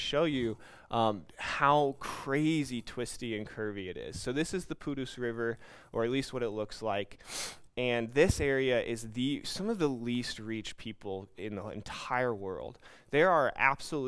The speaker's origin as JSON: {"language": "English", "country": "United States", "also_born_or_lived": "New York", "moved": "as an adult", "lives_now": "Brazil", "said": "I am an American Christian that grew up in a Christian home"}